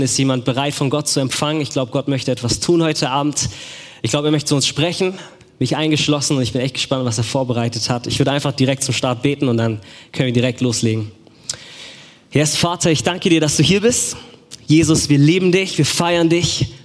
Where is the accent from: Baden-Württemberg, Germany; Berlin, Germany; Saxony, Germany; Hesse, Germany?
Baden-Württemberg, Germany; Stuttgart; ich bin aus Stuttgart